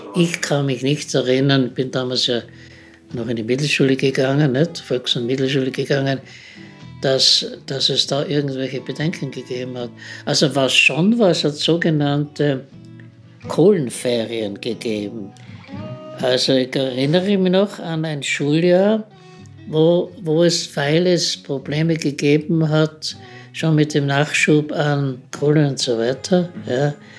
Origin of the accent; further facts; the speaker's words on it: Austria; also born or lived in Vienna; bei uns in Österreich